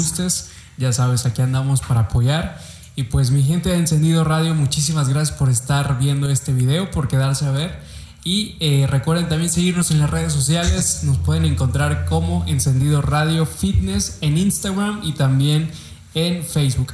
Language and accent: Spanish; Fortín, Veracruz, Mexico; yo también soy de Fortín